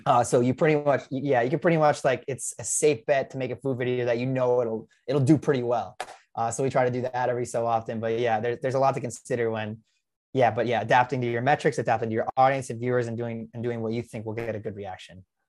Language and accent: English; New York, United States; moved away; I'm from New York